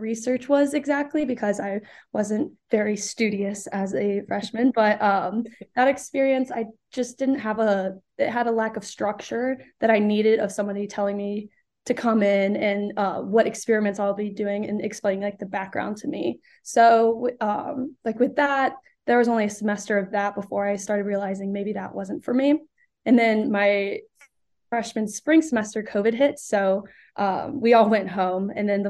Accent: Burlington, North Carolina, United States; I grew up in Burlington, North Carolina, so I've been in North Carolina all of my life.

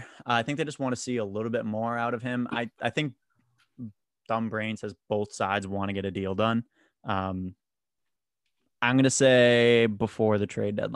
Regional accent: Boston, Massachusetts, United States; I grew up in Boston, like the Boston area.

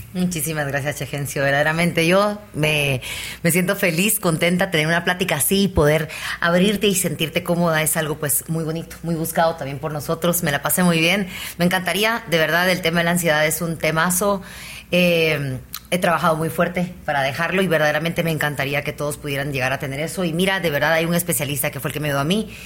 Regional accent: Guatemala; También soy chapina

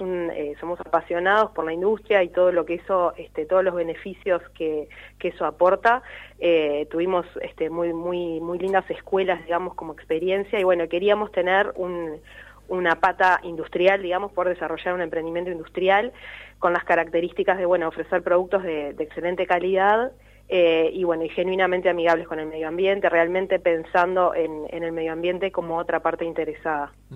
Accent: Canelones, Uruguay; Tanto nosotros somos de Canelones

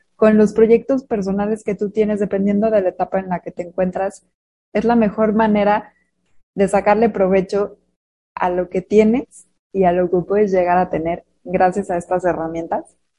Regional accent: Mexico; Somos mujeres mexicanas

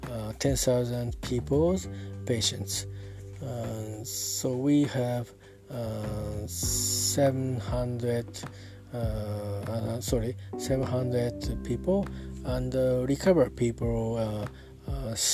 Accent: Yokohama, Kanagawa, Japan; English is a second language; I'm talking from Japan at my hometown uh, Yokohama.

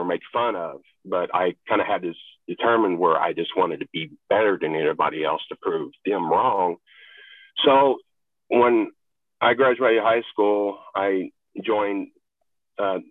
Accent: a rural Appalachian state, United States; moved away as an adult; also born or lived in Texas; I was born in Texas. I did not grow up there. Actually, I grew up in a rural Appalachian state until I was 18

